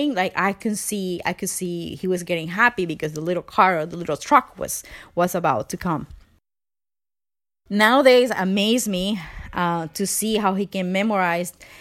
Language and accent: English; Venezuela; English is a second language; moved away as an adult; now in Canada; I am from Venezuela. I've been living in Canada for 9 years now, I think. English is my second language.